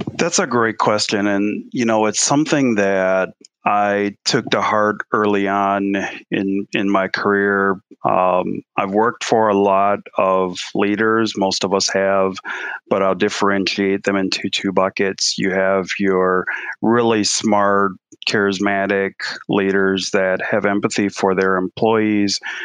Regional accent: Milwaukee, Wisconsin, United States; moved away as an adult; also born or lived in Austin; we're born, my wife and I, Celeste, we're born and raised in Milwaukee. We went through Milwaukee public schools, both of us.

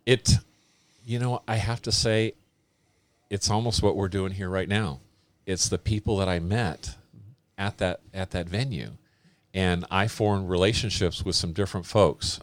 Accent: Oakland, California, United States; I grew up in Oakland, California

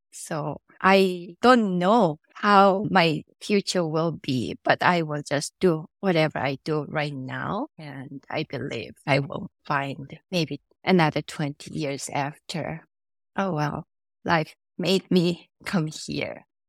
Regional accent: South Korea; moved away; I was born and raised in Korea

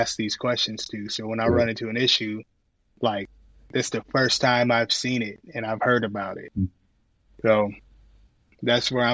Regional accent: Akron, Ohio, United States; I was born in Akron, Ohio

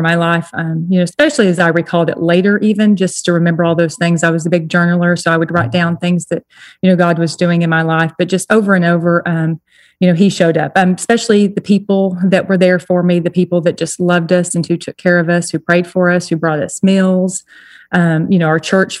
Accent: Texas, United States; moved away as an adult; also born or lived in New Jersey; I was brought up in Texas

